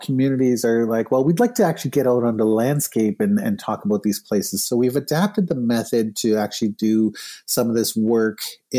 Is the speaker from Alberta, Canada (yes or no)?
no; Winnipeg, Manitoba, Canada; We did it in Winnipeg, my hometown.